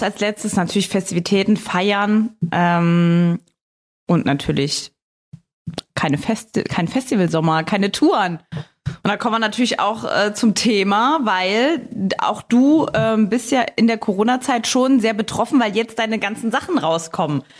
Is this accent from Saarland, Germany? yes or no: yes; Saarbrücken, Saarland, Germany; ich komme ja aus Saarbrücken